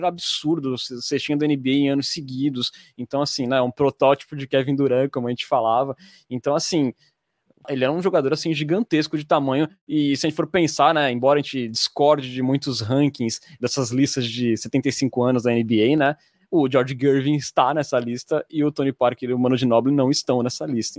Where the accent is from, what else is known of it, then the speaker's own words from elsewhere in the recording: Santos, São Paulo, Brazil; sou de Santos